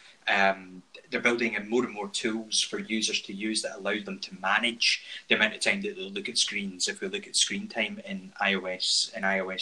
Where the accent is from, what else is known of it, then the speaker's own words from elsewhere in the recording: Scotland, United Kingdom; accent: Scottish; my Scottish accent